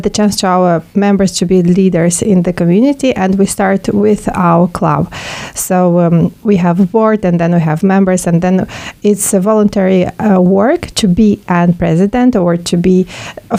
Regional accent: Moldova; moved away as an adult; now in Luxembourg; I come from Republic of Moldova

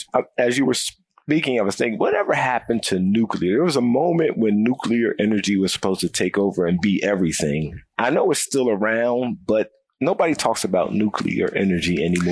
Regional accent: Philadelphia, Pennsylvania, United States; We come from Philly

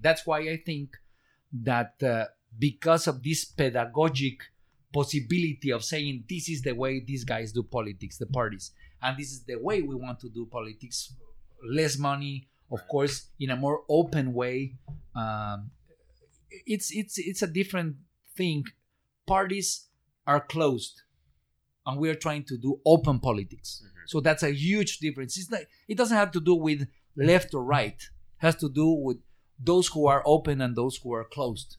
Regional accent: Guerrero, Mexico; English is a second language; I'm from state of Guerrero

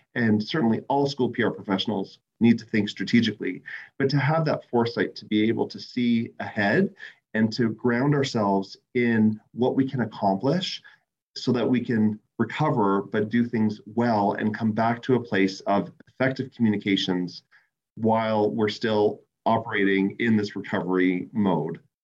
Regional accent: Canada; my fellow Canadians

